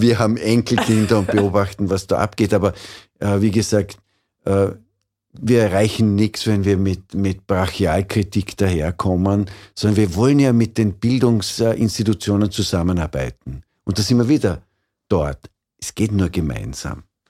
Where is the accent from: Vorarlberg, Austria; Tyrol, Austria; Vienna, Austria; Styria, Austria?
Vorarlberg, Austria; Ich bin in Vorarlberg aufgewachsen